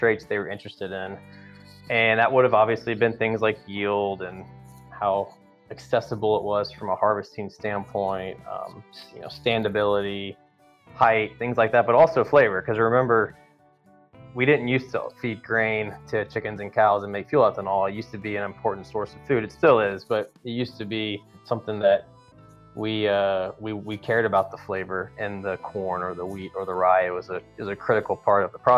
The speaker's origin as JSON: {"language": "English", "town": "Louisville", "region": "Kentucky", "country": "United States", "tie": "born or raised there", "moved": "as an adult", "lives_now": "Texas, United States", "said": "I grew up in Kentucky, from Louisville, Kentucky"}